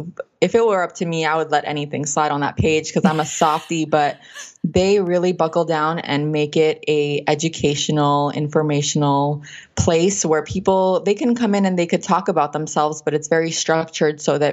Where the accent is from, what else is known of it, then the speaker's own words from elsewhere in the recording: Los Angeles, California, United States; California. I'm from California.